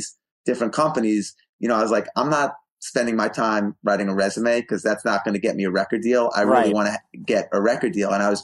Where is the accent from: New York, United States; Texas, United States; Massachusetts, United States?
New York, United States; New York City; I grew up in New York City